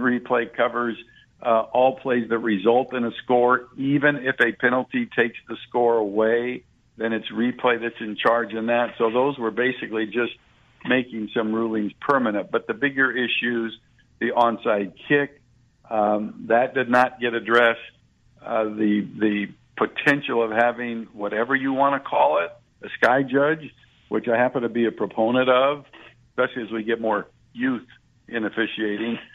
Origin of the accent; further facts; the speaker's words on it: West Coast, United States; I grew up on the West Coast